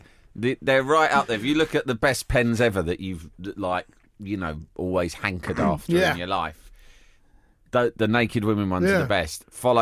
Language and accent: English; Ireland; Hey, I'm Irish too!